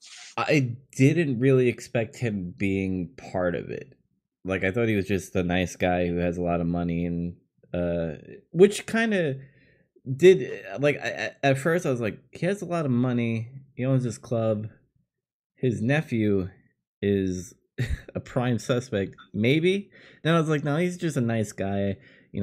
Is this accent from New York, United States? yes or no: yes; New York City, New York, United States; my hometown in Queens